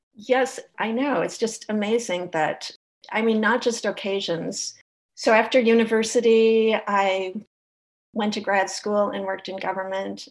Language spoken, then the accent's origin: English; St. Paul, Minnesota, United States; I live in St. Paul